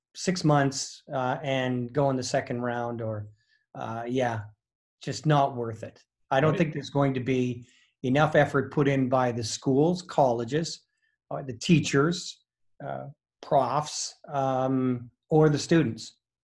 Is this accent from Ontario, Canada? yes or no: no; Dysart, Saskatchewan, Canada; moved away as an adult; also born or lived in Dauphin, Manitoba; I'm from Saskatchewan, yes, just outside of Regina. Small town, Dysart, Saskatchewan, farming community.